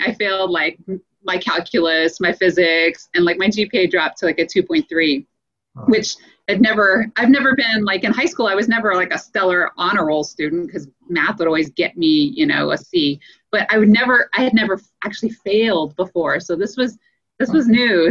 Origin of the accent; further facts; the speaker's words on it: Louisiana, United States; moved away as an adult; also born or lived in Colorado; I grew up in Louisiana